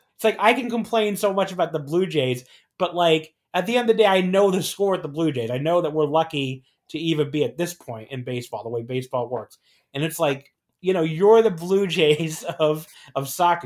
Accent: New Jersey, United States; I grew up a lot in New Jersey

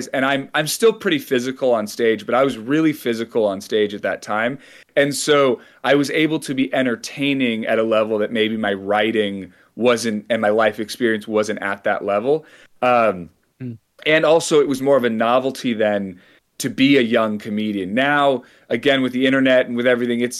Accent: San Francisco Bay Area, California, United States; I grew up in the San Francisco Bay Area

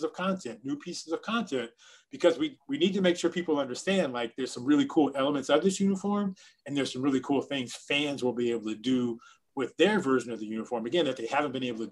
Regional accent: Miami, Florida, United States; I want to be myself because I'm from Miami and I want to be me

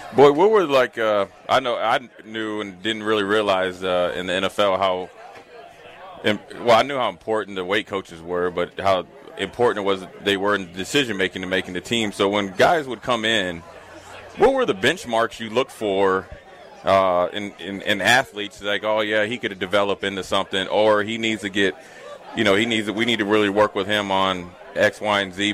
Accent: Minnesota, United States; moved away as an adult; now in Nebraska, United States; I was from Minnesota

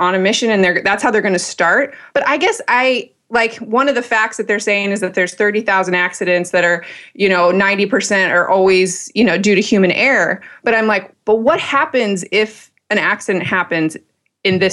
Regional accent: Michigan, United States; moved away; my home state, Michigan

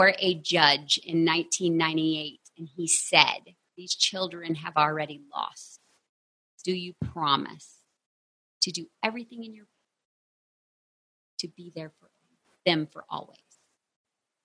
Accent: Texas, United States; I am from Texas.

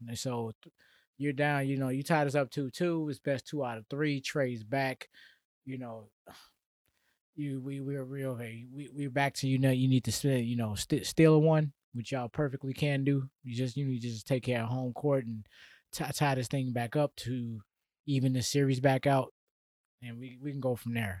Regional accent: Atlanta, Georgia, United States; I'm from Atlanta area

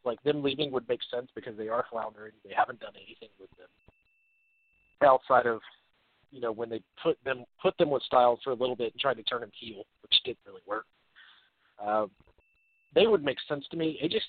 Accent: Gainesville, Georgia, United States; So I'm from Gainesville, Georgia.

